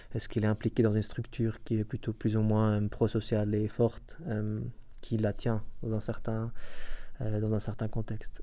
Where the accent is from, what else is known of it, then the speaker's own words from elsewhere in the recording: Iraq; moved away; je viens en tant qu'Irakien, euh, en parlant arabe irakien